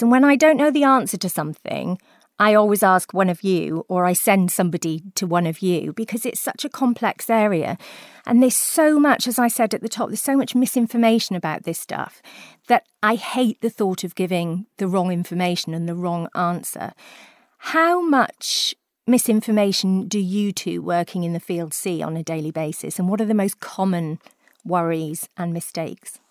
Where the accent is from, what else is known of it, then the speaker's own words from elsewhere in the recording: South Wales, United Kingdom; I come from South Wales